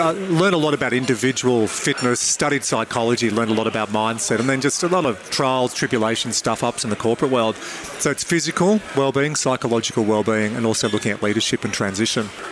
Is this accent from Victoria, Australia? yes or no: no; Dubbo, New South Wales, Australia; born or raised there